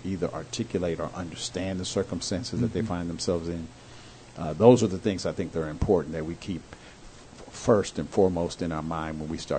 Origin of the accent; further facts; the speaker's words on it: Indianapolis, Indiana, United States; I was born in Indianapolis and grew up there.